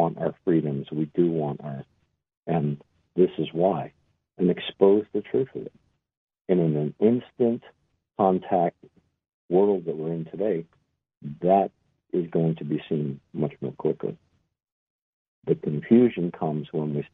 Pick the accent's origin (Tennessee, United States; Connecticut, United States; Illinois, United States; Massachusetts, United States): Massachusetts, United States; Boston; I'm an Irishman from Boston